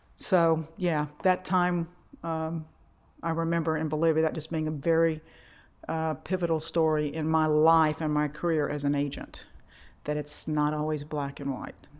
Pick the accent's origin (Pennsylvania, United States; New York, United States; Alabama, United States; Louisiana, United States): Louisiana, United States; Monroe; We're growing up in Monroe, Louisiana. Women were taught that you were going to get married right out of high school